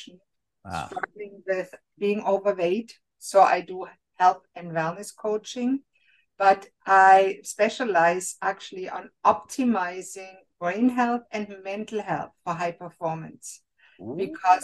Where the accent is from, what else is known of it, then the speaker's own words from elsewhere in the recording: Germany; moved away as an adult; now in Canada; Germany, I was born and raised in Germany